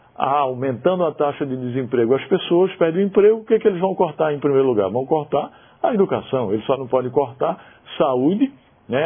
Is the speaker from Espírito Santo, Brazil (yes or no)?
no; Paraíba, Brazil; moved away; lá na cidade que eu nasci, na Paraíba